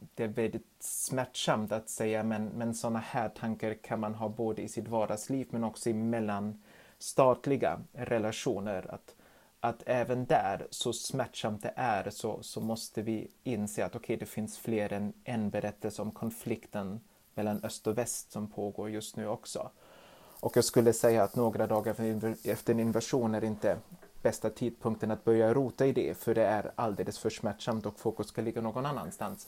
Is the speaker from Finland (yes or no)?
no; Germany; now in Sweden; i mitt hemland Tyskland